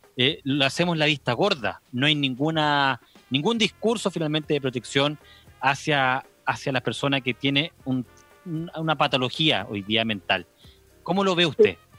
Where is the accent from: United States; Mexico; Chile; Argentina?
Chile; nosotros como chilenos